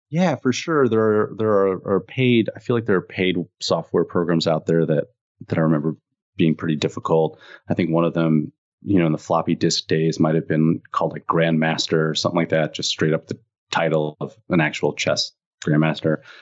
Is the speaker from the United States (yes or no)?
yes; Illinois, United States; I grew up in Illinois, so it was cold